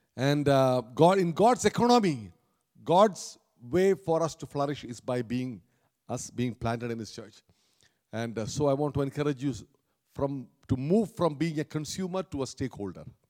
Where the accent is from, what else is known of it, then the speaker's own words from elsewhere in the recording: Kerala, India; moved away; in India, especially where I came, where I grew up in Kerala down south